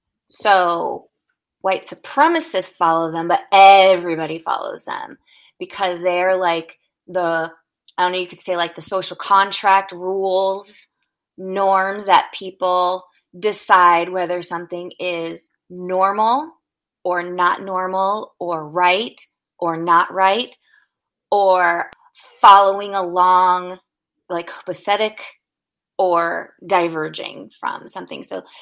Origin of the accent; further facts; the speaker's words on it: Richmond, California, United States; also born or lived in Colorado; now in Seattle, United States; I grew up in this little, I don't know, it's not little, I guess, city outside of Oakland called Richmond, California